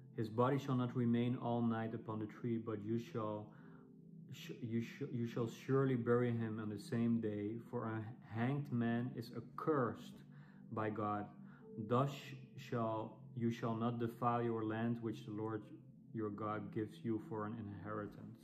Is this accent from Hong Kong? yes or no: no; Netherlands; English is a second language; as you might hear from my accent, I'm, I'm European. I'm from the Netherlands. Uh, but I'm, I'm speaking English